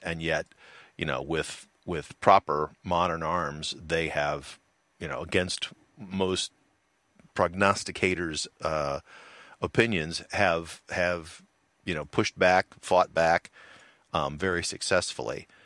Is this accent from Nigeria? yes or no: no; United States; I'm from the United States of America